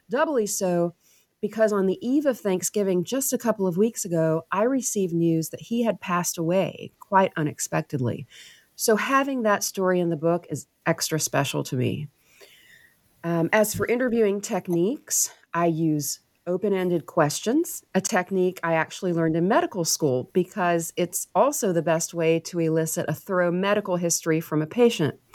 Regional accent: Waverly, Tennessee, United States; I am from Waverly. I grew up there. It's my hometown, and it's a small town.

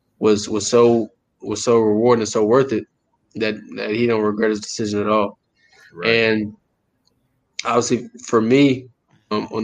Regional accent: Fort Hood, Texas, United States; I grew up in Texas my entire life

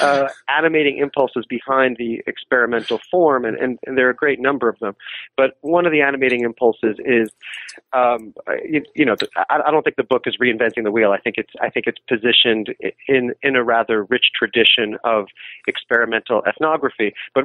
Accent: New York City, New York, United States; I'm from New York City

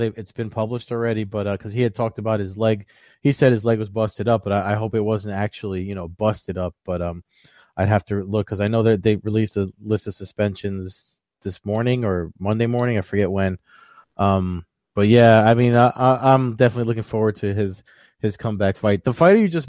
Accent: New Jersey, United States; my home state, Atlantic City.

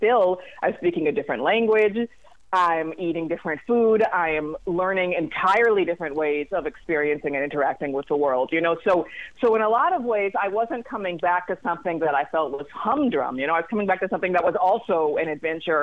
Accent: Washington, District of Columbia, United States; I grew up in Washington, D.C.

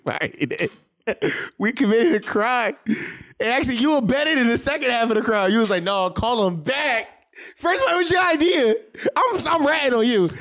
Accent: Philadelphia, Pennsylvania, United States; I'm from Philadelphia, born and raised

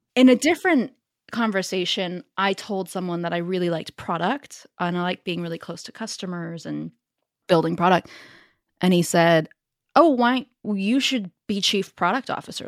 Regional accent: Silicon Valley, California, United States; accent: Northern California; moved away as an adult; also born or lived in Paris, France; now in London, United Kingdom; I grew up in the Silicon Valley, born and raised.

